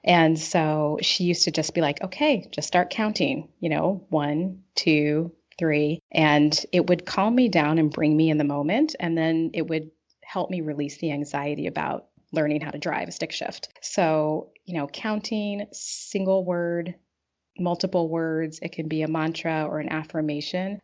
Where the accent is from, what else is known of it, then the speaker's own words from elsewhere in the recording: Pacific Northwest, United States; now in Chicago, United States; I was raised in the Pacific Northwest